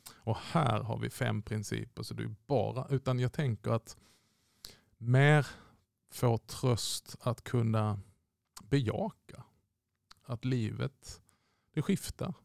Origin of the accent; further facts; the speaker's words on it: Malmö, Skåne, Sweden; jag kommer ju från Malmö